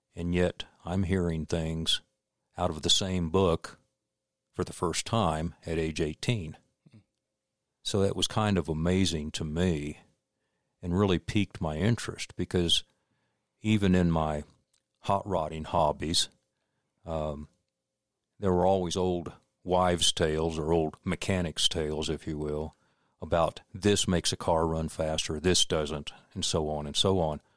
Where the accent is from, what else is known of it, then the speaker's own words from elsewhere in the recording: Florida, United States; also born or lived in Dexter, Missouri / Winter Haven, Florida / Lake City, Florida; we moved to Florida when I was almost six years old